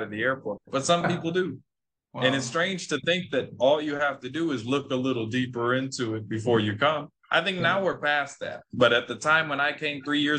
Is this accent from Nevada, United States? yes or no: yes; Las Vegas, Nevada, United States; first language English; moved away as an adult; now in Tanzania; I come from Vegas, so it's mostly Mexicans